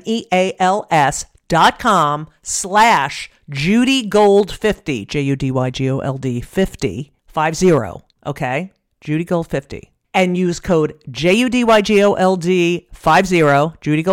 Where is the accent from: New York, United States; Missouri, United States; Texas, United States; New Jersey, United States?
New Jersey, United States; I grew up in New Jersey